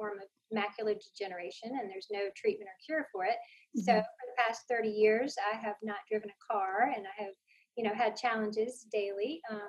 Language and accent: English; Cary, North Carolina, United States; I grew up in Cary, North Carolina. It's my hometown.